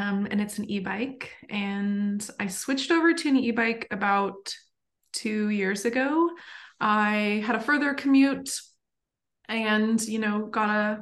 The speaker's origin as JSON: {"language": "English", "region": "Idaho", "country": "United States", "tie": "born or raised there", "moved": "as an adult", "lives_now": "Portland, United States", "said": "I am from Idaho originally. I grew up cycling down my street with my dad"}